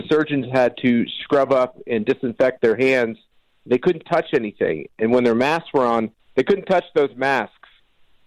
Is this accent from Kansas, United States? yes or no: yes; Wichita, Kansas, United States; my hometown of Wichita, Kansas